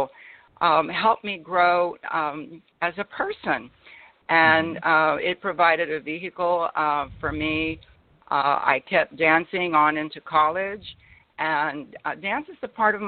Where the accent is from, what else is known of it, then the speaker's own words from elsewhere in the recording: Laredo, Texas, United States; I was born in Laredo, Texas, and at the time it was one of the poorest cities in the United States